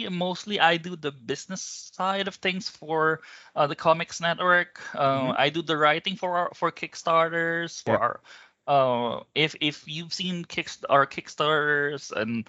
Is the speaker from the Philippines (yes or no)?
yes; Philippines; I'm from the Philippines, but I mostly work with Australian teams on a lot of things.